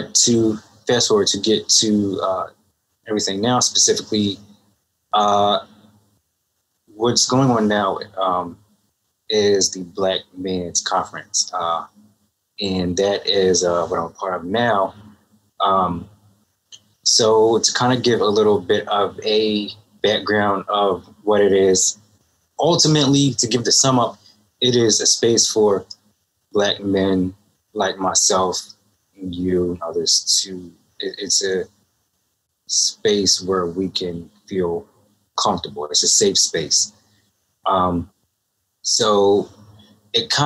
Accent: Philadelphia, Pennsylvania, United States; I am from Philadelphia, Pennsylvania, West Philly to be exact

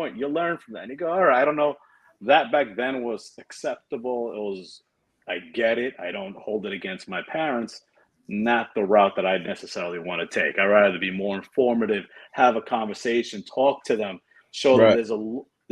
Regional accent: New York City, New York, United States; We grew up first in Jamaica, Queens, Hollis, not the best neighborhood.

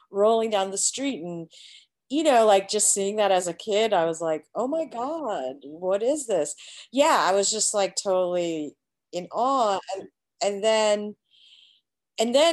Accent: India; I just know just from being Indian, like I kind of see a lot of like a lot of disabled you know there's a lot of disabled people in india as well

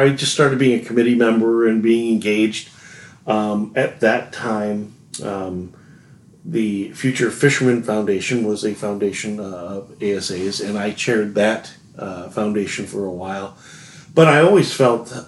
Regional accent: Illinois, United States; moved away; also born or lived in northern Wisconsin; I grew up in Illinois

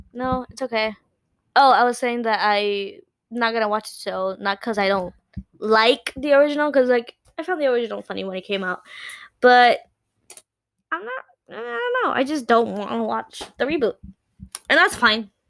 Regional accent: Puerto Rico; first language Spanish; English is a second language; us Puerto Ricans

